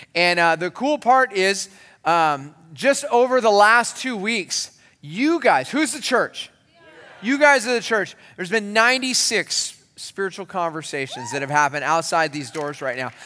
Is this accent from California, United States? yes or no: yes; San Marcos, California, United States; when I was a kid growing up in San Marcos, California